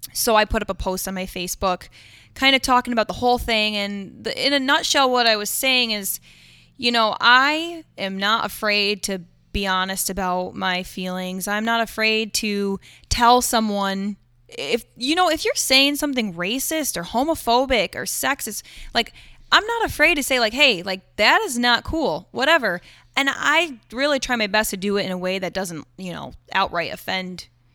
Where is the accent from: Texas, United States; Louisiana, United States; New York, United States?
New York, United States; Owego; I'm from Owego. You know, what right do you have?